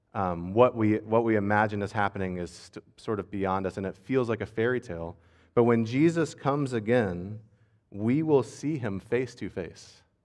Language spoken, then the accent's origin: English; United States; As an American